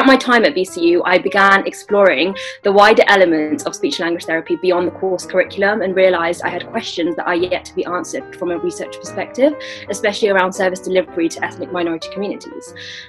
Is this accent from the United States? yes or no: no; West Midlands, United Kingdom; I am of Bangladeshi heritage, born and brought up in the West Midlands.